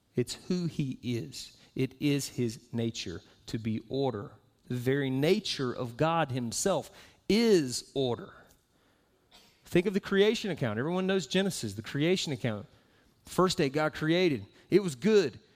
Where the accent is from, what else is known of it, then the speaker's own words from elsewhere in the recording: Southeast, United States; moved away as an adult; also born or lived in Florida; now in Utah, United States; I am from the southeast